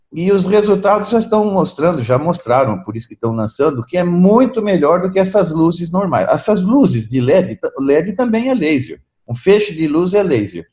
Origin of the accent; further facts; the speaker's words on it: Brazil; eu sou brasileiro com descendência italiana